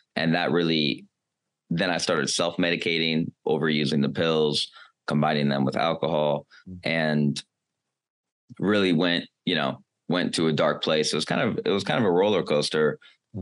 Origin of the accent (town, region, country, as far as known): United States